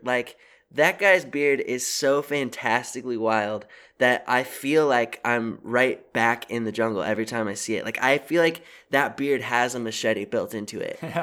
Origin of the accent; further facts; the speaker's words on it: Seattle, Washington, United States; I'm from Seattle